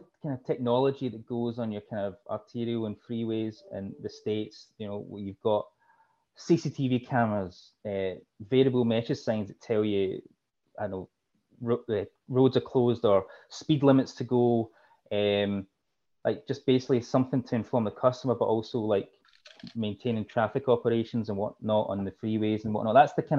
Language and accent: English; Glasgow, Scotland, United Kingdom; Okay, so the thick accent's from Glasgow. So Glasgow, Scotland, my hometown. My mum's side of family are all from Liverpool